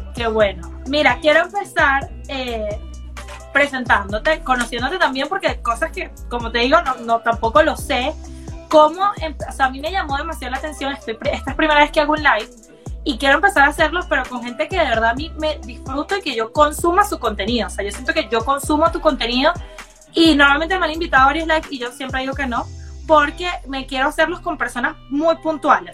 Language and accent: Spanish; Caracas, Capital District, Venezuela; moved away; yo soy de Caracas también